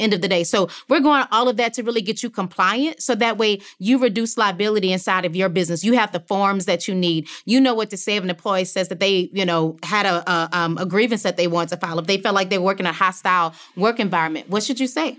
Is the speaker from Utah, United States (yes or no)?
no; Louisiana, United States; also born or lived in New Orleans; as you said, I'm from Louisiana. So at the time of Hurricane Katrina, I was living in New Orleans.